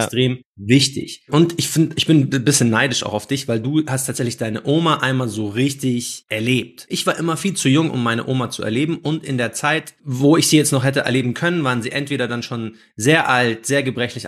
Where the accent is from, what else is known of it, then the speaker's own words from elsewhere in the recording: Germany; first language Arabic; ich bin aus Deutschland